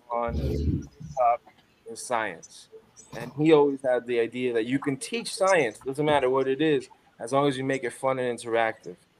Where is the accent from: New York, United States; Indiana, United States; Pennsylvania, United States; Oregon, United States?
New York, United States; New York City; now in Phoenix, Arizona, United States; I'm from Crown Heights, Brooklyn. Grew up there for years of my life